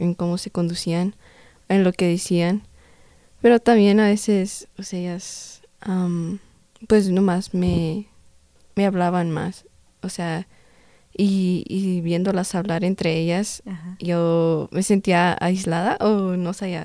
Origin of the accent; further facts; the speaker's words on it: Denver, Colorado, United States; soy aquí de Estados Unidos, de Denver, Colorado y mis papás son de origen mexicano